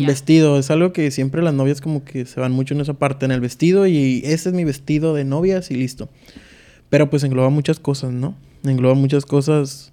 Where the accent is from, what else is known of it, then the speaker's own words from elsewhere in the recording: Tijuana, Baja California, Mexico; soy de Tijuana, Baja California.